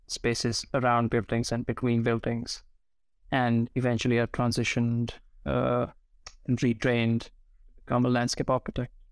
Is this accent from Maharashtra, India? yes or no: no; New Delhi, Delhi, India; moved away; I grew up in New Delhi, surrounded by various different textures of concrete